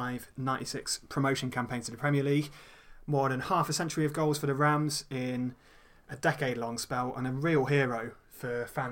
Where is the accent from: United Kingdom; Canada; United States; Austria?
United Kingdom; East Midlands; the village where I grew up in the East Midlands.